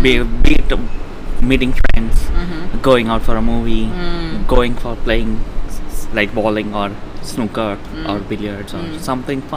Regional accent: India; moved away as an adult; now in Melbourne, Australia; I'm originally from India.

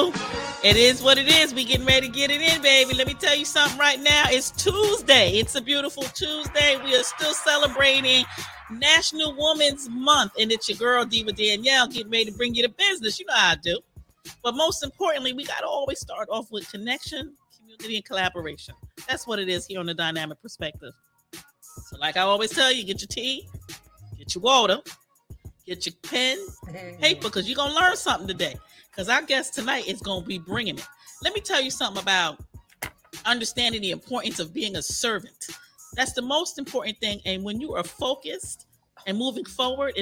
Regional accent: New York City, New York, United States; now in Virginia, United States; my hometown in Staten Island, New York

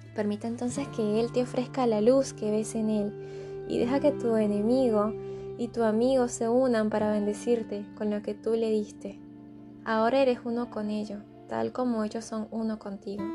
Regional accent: Caracas, Capital District, Venezuela; moved away; Yo vengo de Caracas, una ciudad en constante caos.

